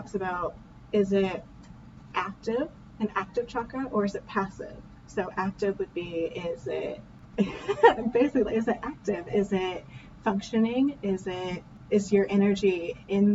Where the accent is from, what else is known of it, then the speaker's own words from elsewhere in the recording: Indiana, United States; We're from Indiana